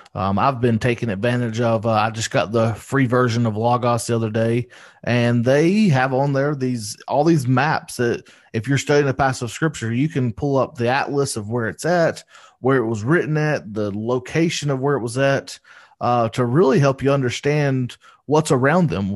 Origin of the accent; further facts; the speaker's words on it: United States; I speak English 'cause I'm from America